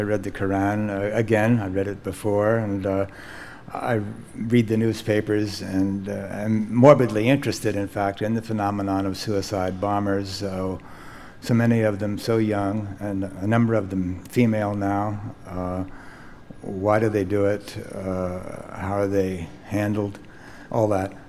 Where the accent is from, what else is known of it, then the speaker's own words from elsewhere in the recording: United States; as an American novelist